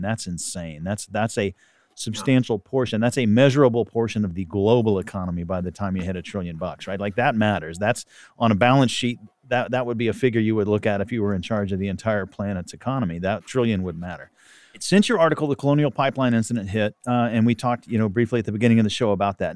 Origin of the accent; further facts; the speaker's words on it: Texas, United States; I'm a Texan